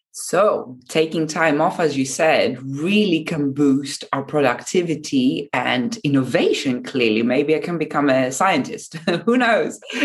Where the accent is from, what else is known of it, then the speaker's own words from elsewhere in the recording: Japan; in Japan, very dear to me, um, my home country